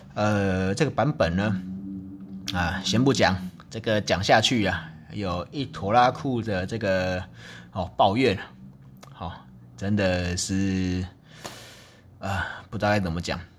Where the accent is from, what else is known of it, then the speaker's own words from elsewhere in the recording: Taichung, Taiwan; 正好我的家乡之一的这个台中啊，就有一个精密的机械产业嘛